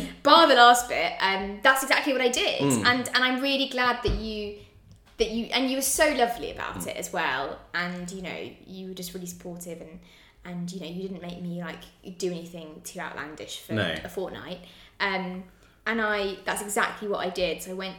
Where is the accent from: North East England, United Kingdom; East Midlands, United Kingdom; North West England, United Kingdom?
North West England, United Kingdom; born there; moved away; I was originally thinking of Cheshire because I was born in Cheshire and I've never been back.